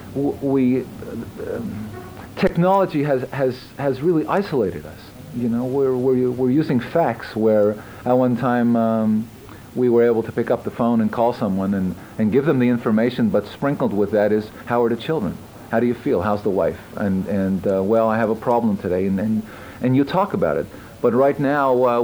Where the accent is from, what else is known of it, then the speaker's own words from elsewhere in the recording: Montreal, Quebec, Canada; I'm from Montreal